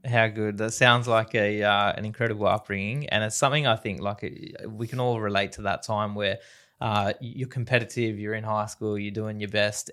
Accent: Sydney, New South Wales, Australia; the Western Sydney upbringing

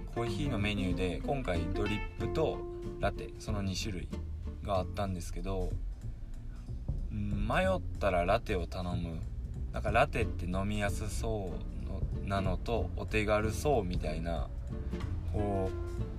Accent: Suzuka, Mie, Japan; 僕の地元の三重県鈴鹿市ってとこで

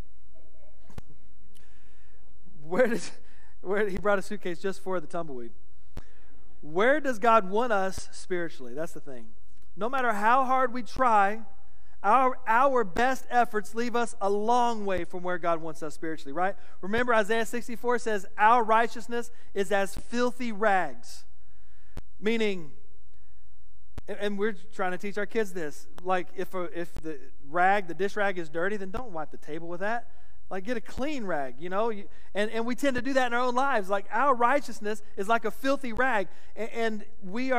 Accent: West Texas, United States; growing up in West Texas

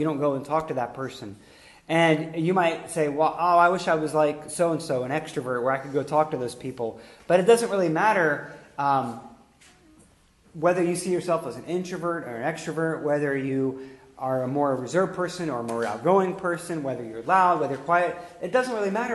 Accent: Pittsburgh, Pennsylvania, United States; we're all Pittsburghers here, we're all going to have a similar culture

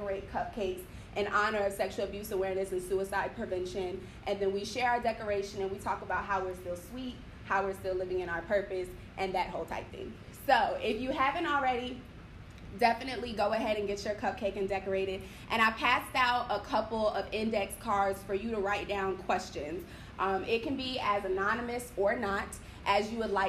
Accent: Georgia, United States; I'm from Georgia

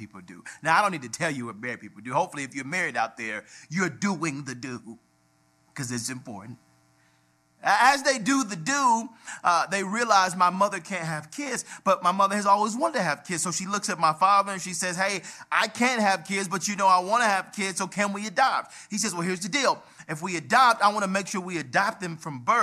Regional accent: Atlanta, Georgia, United States; We grew up on Auburn Avenue, the birthplace of civil rights

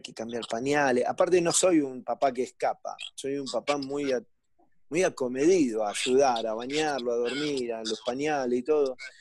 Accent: Argentina; now in Mexico; digo que Argentina es mi patria y México es mi casa

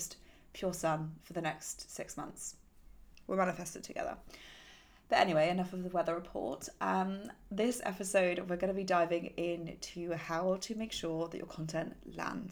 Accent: United Kingdom; I'm British

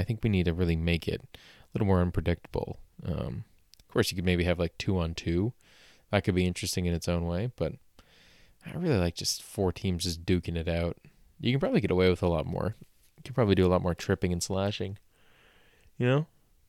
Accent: Canada; I think I've disgraced myself as a Canadian enough for one day

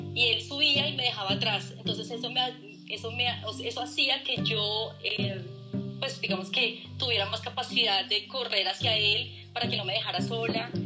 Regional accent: Colombia; como buena colombiana

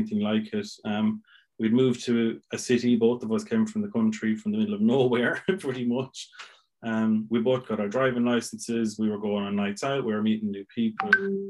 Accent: Milltown, Ireland; accent: Irish; moved away as an adult; also born or lived in Limerick; now in Essex, United Kingdom; I moved back to Milltown, back to my hometown

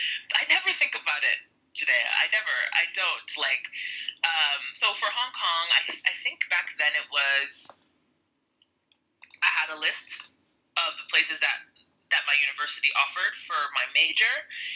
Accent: United States; moved away as an adult; now in Mexico; So my parents are Nigerian. I'm Nigerian-American.

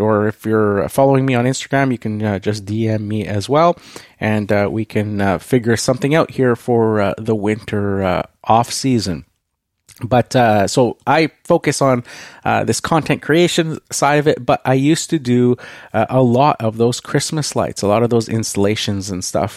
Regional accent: Canada; I am Canadian

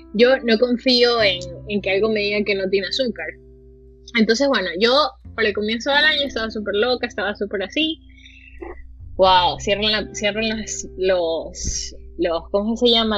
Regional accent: Guayaquil, Guayas, Ecuador; como latina, como ecuatoriana, como guayaquileña

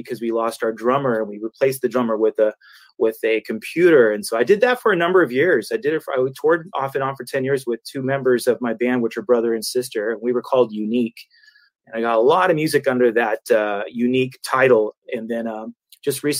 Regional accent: San Jose, California, United States; now in Elk Grove, United States; Born and raised in San Jose, California. Lived there for 30 years before moving up to Elk Grove, California, which is 20 minutes from Sacramento

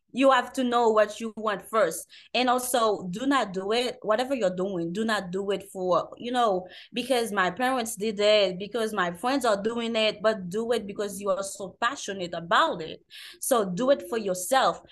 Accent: Haiti; I'm from Haiti

